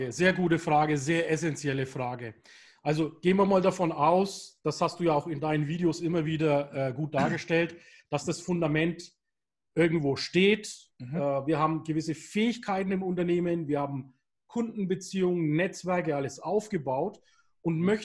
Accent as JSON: {"language": "German", "region": "Bavaria", "country": "Germany", "said": "Ich bin ja hier im Norden Bayerns."}